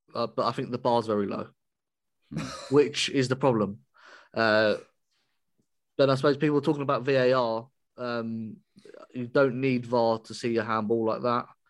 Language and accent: English; England, United Kingdom; I'm English